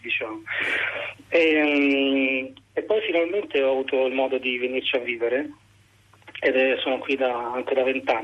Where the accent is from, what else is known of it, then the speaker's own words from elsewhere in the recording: Rome, Lazio, Italy; moved away as an adult; also born or lived in Piedmont; now in Liguria, Italy; io da Roma, ma vivo adesso a periodi eh, anche nel nord Italia